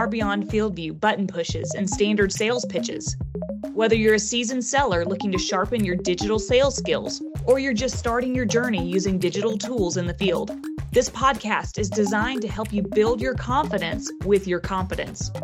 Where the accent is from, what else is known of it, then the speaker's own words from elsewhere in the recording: Florida, United States; I am from Florida. I come from specialty crop state